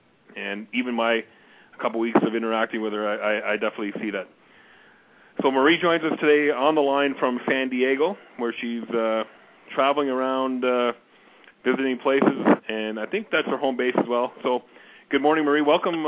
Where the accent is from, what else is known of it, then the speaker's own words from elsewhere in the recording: Glasgow, Scotland, United Kingdom; born there; and from Edinburgh, Scotland, which is not too far from where I was born in Glasgow.